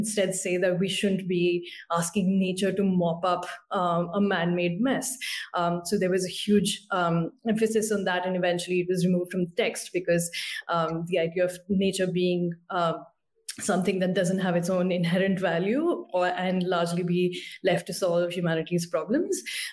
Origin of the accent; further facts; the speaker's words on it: India; I'm from India